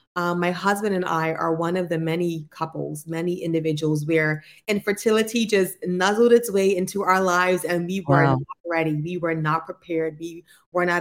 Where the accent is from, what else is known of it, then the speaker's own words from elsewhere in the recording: Bermuda; also born or lived in United States; I'm born in the beautiful island of Bermuda. So I'm a Bermuda-based clinician that was trained in the U.S.